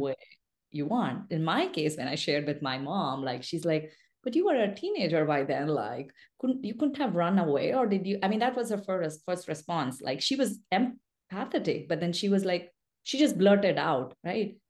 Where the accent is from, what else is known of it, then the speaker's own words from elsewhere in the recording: India; English is a second language; I was born and raised in a rural mining town in India